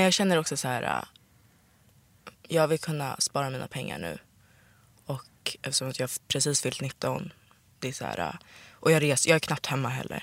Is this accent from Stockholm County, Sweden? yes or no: yes; Sollentuna, Stockholm County, Sweden; Jag är uppvuxen i Sollentuna